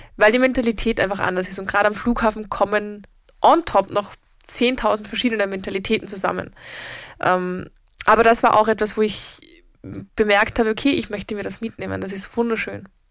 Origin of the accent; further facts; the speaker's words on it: Vienna, Austria; bei uns in Wien